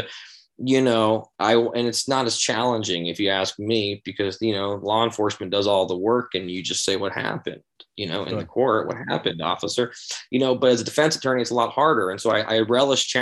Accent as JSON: {"language": "English", "town": "San Diego", "region": "California", "country": "United States", "tie": "born or raised there", "said": "I grew up in San Diego, like skateboarding hardcore and all that stuff"}